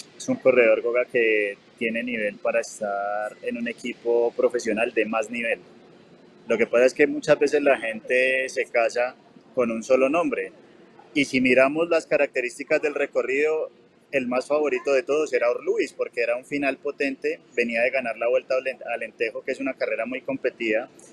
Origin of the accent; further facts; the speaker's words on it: Bogotá, Colombia; now in Medellín, Colombia; Bogotá. Estás en mi tierra.